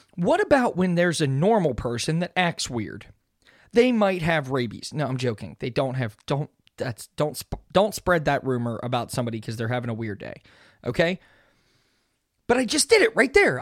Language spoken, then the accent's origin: English; Pittsburgh, Pennsylvania, United States; I'm from Pittsburgh